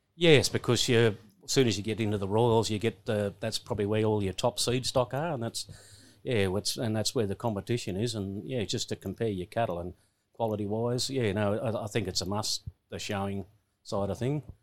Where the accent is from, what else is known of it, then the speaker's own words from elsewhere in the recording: Coolah, New South Wales, Australia; that's where I really grew up there